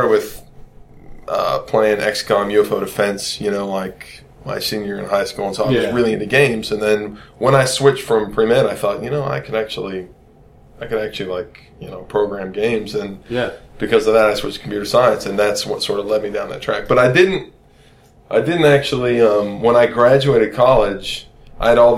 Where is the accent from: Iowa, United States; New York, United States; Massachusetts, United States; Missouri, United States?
Missouri, United States; Kansas City; moved away as an adult; also born or lived in Oklahoma; now in Baltimore, United States; I grew up in Kansas City, Missouri.